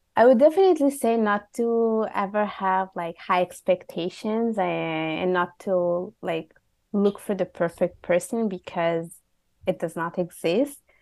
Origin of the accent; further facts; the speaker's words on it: Italy; also born or lived in Bangladesh (ancestry); now in Montreal, Canada; I was born and raised in Italy, just to specify. My parents are from Bangladesh